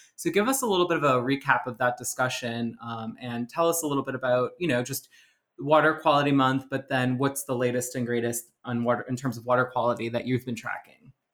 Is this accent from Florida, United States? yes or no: no; New Orleans, Louisiana, United States; moved away; I'm from New Orleans